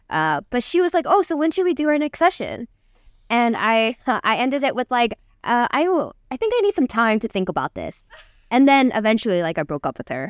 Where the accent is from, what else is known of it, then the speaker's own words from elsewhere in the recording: United States; I'm, I'm from, like, America, but I, I am Korean